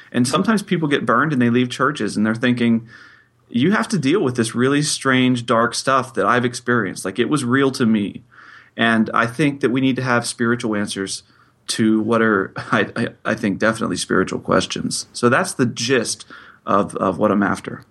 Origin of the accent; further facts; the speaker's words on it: Pittsburgh, Pennsylvania, United States; I am from Pittsburgh, Pennsylvania.